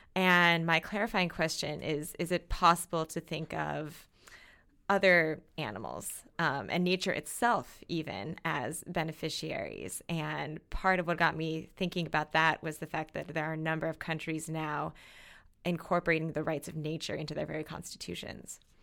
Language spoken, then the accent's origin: English; Minnesota, United States; where I grew up in Minnesota